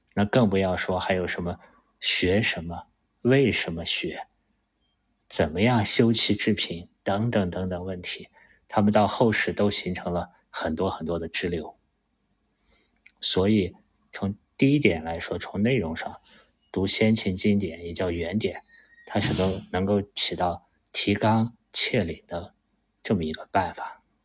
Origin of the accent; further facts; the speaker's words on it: China; 作为一个中国人